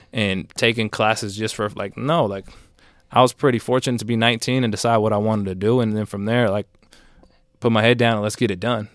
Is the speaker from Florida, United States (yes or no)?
no; Bay Area, California, United States; I grew up in the Bay Area